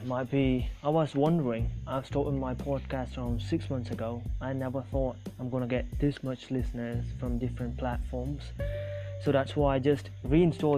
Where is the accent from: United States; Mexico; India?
India; South India; first language Tamil; English is a second language; Actually I'm from India, if you guys don't know that, now you know that I'm from South India. I'm Tamil. I speak Tamil and English. English as a second language.